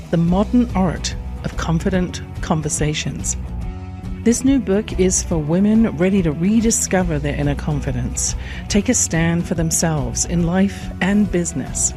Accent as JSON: {"language": "English", "region": "England", "country": "United Kingdom", "tie": "born or raised there", "said": "I grew up in England"}